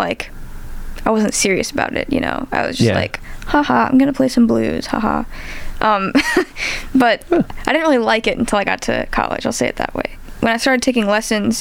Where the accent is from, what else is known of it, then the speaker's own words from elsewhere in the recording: St. Louis, Missouri, United States; I'm from St. Louis